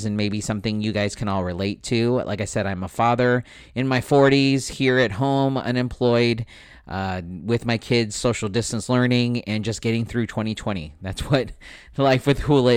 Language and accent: English; San Diego, California, United States; also born or lived in Escondido, California; right here in San Diego, where I grew up, where I was born and raised, where I grew up in Spring Valley